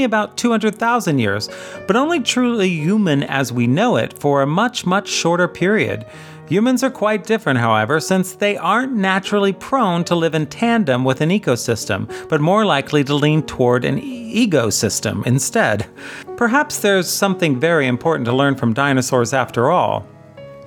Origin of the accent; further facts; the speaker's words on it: United States; moved away; being an American kid